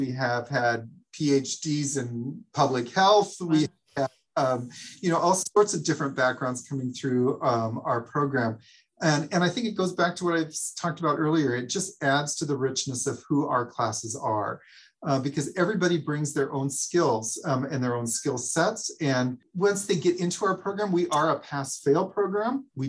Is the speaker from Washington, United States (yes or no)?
no; Oregon, United States; moved away; I came from Oregon where I didn't think I'd ever live in the Midwest. And now I lived here longer than I did in Oregon.